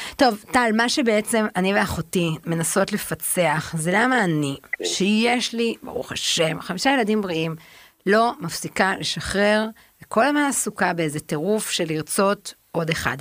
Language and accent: Hebrew; Tel Aviv, Tel Aviv District, Israel; הרי אנחנו גדלנו בתל אביב